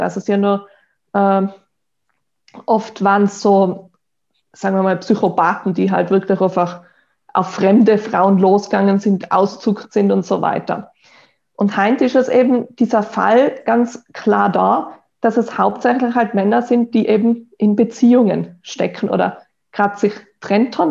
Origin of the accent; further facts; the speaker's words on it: Tyrol, Austria; ich bin in Tirol aufgewachsen